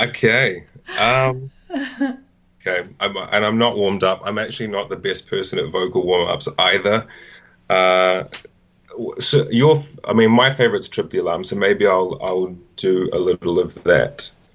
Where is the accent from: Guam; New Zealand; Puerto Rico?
New Zealand; Auckland; moved away as an adult; also born or lived in Wellington, New Zealand; now in London, United Kingdom; I grew up in Auckland originally, which is the biggest city in New Zealand